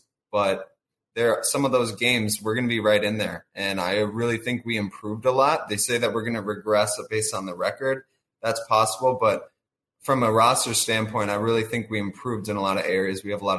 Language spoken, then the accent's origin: English; Minnesota, United States; now in Dallas, United States; I'm born and raised in Minnesota, and I'm Purple forever.